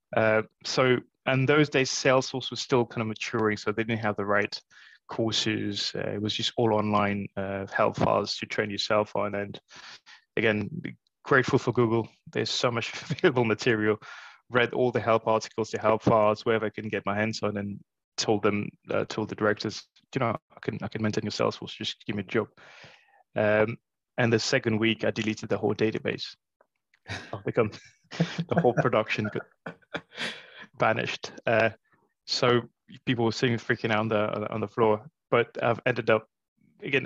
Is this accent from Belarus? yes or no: no; Mauritius; moved away as an adult; now in London, United Kingdom; I grew up in Mauritius, uh, so my first couple of jobs were in Mauritius